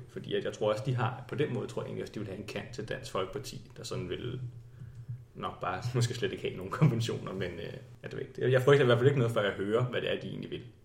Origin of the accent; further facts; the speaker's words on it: Slagelse, Zealand, Denmark; moved away as an adult; now in Copenhagen, Denmark; Oprindeligt er jeg fra Slagelse, og så flyttede jeg til København, sådan, da jeg skulle læse